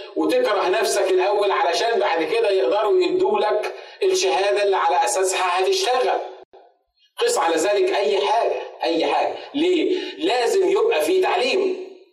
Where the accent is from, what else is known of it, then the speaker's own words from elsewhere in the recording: Egypt; كعرب وكمصريين